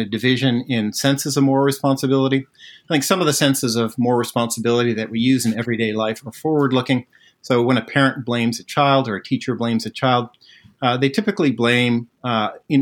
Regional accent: Netherlands; So I was born in the Netherlands

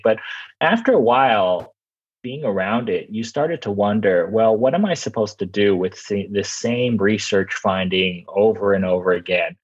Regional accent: Los Angeles, California, United States; I'm from Los Angeles

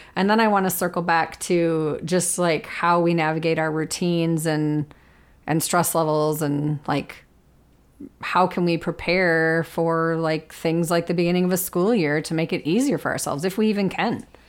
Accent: Minnesota, United States; I am a Minnesotan who loves winter

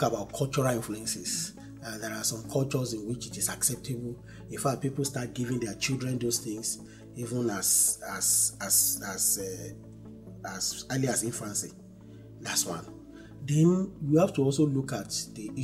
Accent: Niger Delta, Nigeria; I come from the Niger Delta by origin

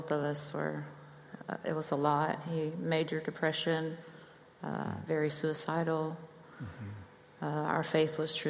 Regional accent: Algoa, Texas, United States; I was born and raised in Algoa, Texas, outside of Santa Fe.

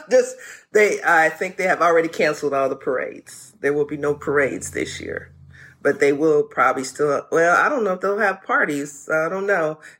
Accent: the South, United States; I'm a Southern child. I'm from the South.

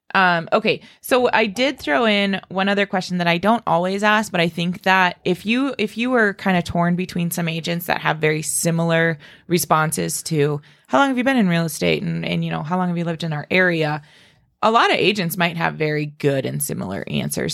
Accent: Spearfish, South Dakota, United States; now in Rapid City, United States; I grew up in Spearfish

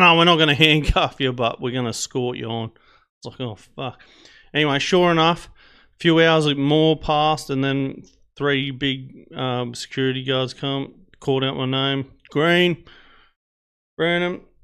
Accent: Australia; I'm Australian

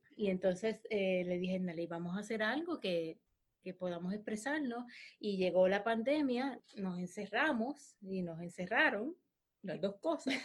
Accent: Puerto Rico; also born or lived in Hawaii / United States; yo soy puertorriqueña, porque amo Puerto Rico

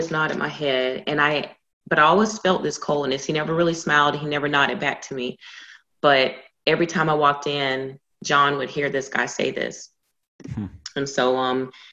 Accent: Georgia, United States; now in Texas, United States; born and raised in Georgia

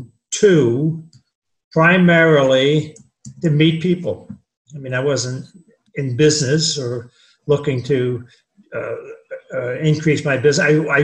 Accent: New Jersey, United States; moved away as an adult; also born or lived in San Diego, California / Florence, Oregon; now in Sarasota, United States; I'm 86. I grew up in New Jersey. I went to college in Staten Island. I was in the Army for 2 years.

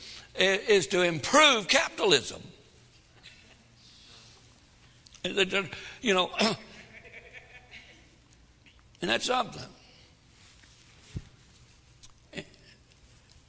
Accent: the Deep South, United States; I was raised in the deepest part of the South

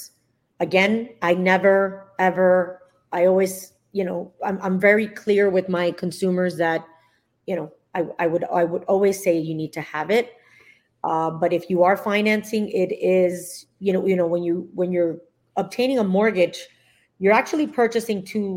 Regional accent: Miami, Florida, United States; I am a Florida native, born and raised in Miami

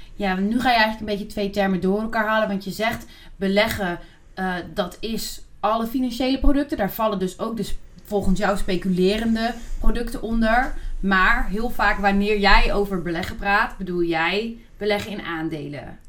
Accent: Netherlands; als Nederlanders

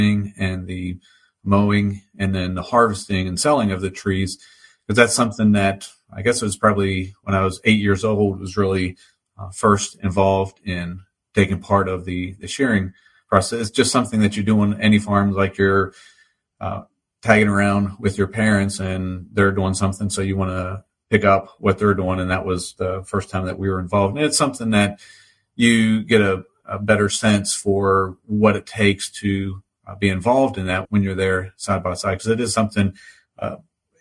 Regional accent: Winchester, Virginia, United States; I was born and raised in the Winchester area, spent the whole time here

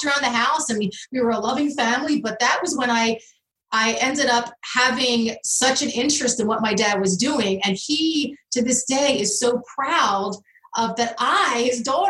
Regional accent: Philadelphia, Pennsylvania, United States; I'm from the Philadelphia area

